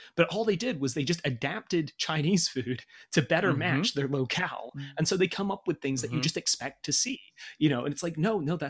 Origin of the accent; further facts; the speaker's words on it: United Kingdom; moved away; I'm from Britain and we eat garbage.